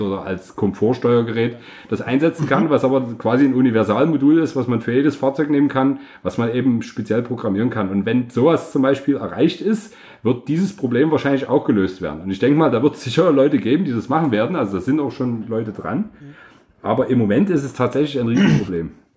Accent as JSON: {"language": "German", "country": "Bulgaria", "tie": "born or raised there", "moved": "yes", "said": "ich bin in Bulgarien geboren"}